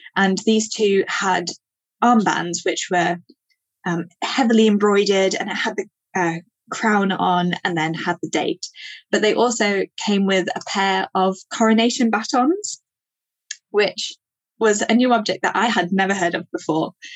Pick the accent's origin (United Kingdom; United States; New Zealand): United Kingdom; Yorkshire Dales, northern England, Yorkshire and the Humber; I grew up in the Yorkshire Dales in northern England